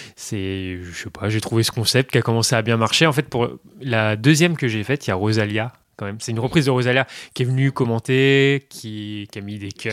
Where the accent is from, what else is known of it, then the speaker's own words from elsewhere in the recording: northern Burgundy, Bourgogne-Franche-Comté, France; moved away as an adult; now in Paris, France; je viens du nord de la Bourgogne, mais il fallait que j'aille à Dijon